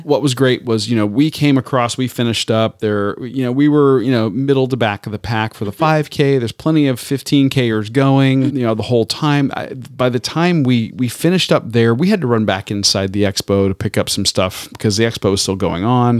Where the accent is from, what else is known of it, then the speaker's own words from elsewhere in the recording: Tampa, Florida, United States; where I grew up in Tampa.